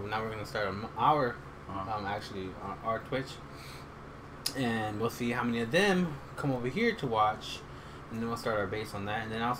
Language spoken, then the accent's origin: English; Texas, United States; born there; No, I was born here in Texas.